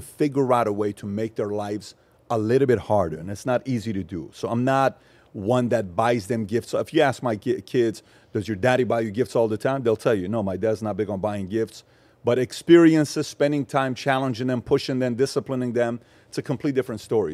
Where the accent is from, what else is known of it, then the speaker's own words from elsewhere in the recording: Los Angeles, California, United States; also born or lived in Iran; and I'm from L A.